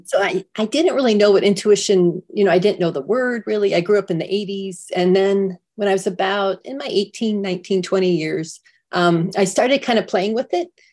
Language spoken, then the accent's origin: English; San Diego, California, United States; I'm from San Diego